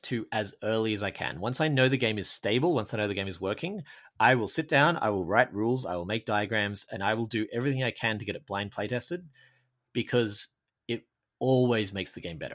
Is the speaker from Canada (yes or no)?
no; Australia; I, I'm from Australia.